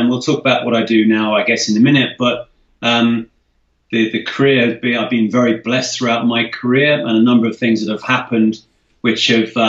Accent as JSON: {"language": "English", "region": "London", "country": "United Kingdom", "tie": "born or raised there", "said": "I was born in the UK. I'm half Scottish, half English. Was raised around London."}